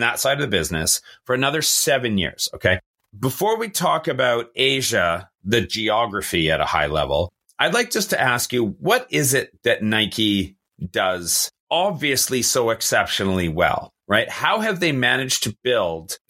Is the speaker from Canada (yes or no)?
yes; Canada; being Canadian, obviously being a bilingual country, we learned French growing up.